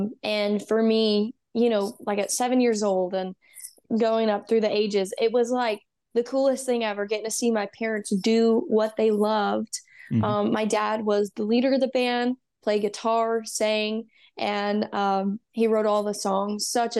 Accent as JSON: {"language": "English", "region": "Texas", "country": "United States", "tie": "born or raised there", "said": "I grew up in Texas, like most of it. I was born and raised, you know, and I moved to Georgia for a year."}